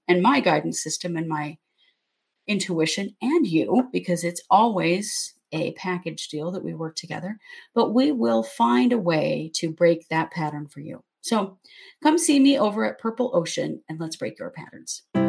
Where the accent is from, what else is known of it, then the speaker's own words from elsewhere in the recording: Southeast Idaho, United States; We we grew up in Southeast Idaho, where it's very very Mormon.